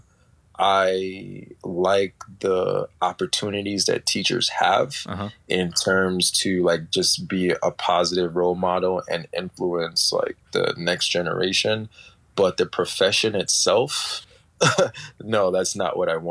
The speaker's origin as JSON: {"language": "English", "town": "New York City", "region": "New York", "country": "United States", "said": "I'm originally from Brooklyn, New York. My family's from Trinidad and Tobago. I'm currently living in New York, in Brooklyn right now"}